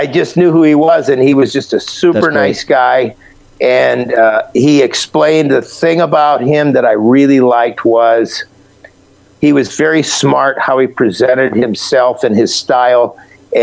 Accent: Akron, Ohio, United States; All the tire manufacturers were in my hometown, Akron

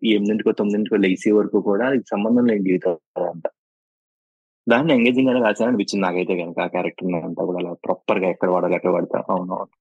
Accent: Buttayagudem, Andhra Pradesh, India; moved away as an adult; now in Hyderabad, India; మా ఊరు వచ్చేసి బుట్టాయిగూడెం అండి సో పశ్చిమ గోదావరి జిల్లాలో ఉంటుంది

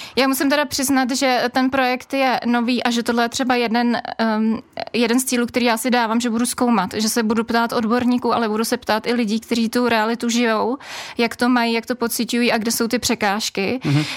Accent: Bohemia, Czechia; A u nás v Čechách

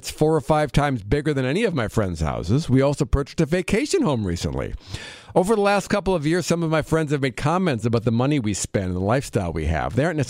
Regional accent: Midwest, United States; I'm from the Midwest. It's a Catholic community, so it was all very common.

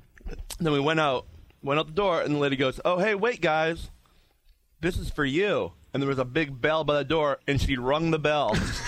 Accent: Canada

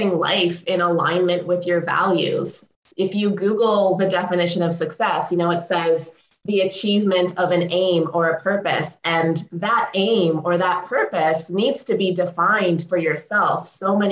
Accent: Canada; also born or lived in Ukraine; I was born in Ukraine. I moved to Canada when I was 2. My parents immigrated here

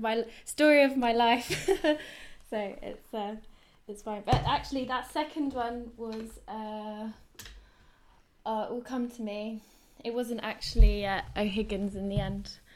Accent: London, United Kingdom; I grew up in London, so, um, we're based in southwest London

